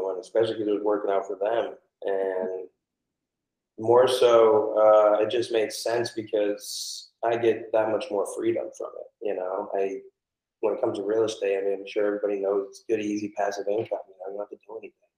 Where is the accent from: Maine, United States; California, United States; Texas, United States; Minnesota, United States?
Maine, United States; Portland; now in Florida, United States; I'm actually originally from Portland, Maine.